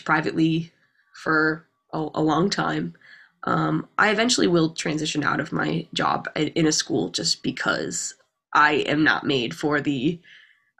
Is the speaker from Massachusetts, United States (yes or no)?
yes; Lowell, Massachusetts, United States; I'm from Lowell